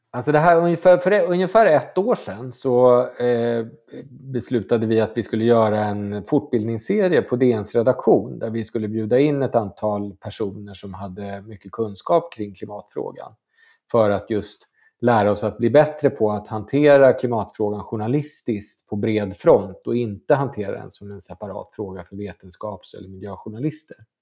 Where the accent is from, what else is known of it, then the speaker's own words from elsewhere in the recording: Stockholm, Stockholm County, Sweden; har ju precis som alla stockholmare åkt mycket till Göteborg på somrarna